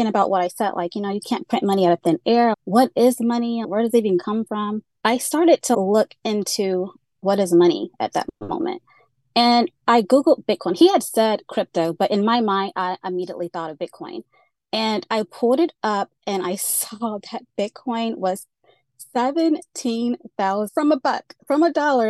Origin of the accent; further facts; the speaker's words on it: Georgia, United States; also born or lived in Central Florida; now in Florida, United States; I grew up in Georgia, and I'm currently in the beautiful Central Florida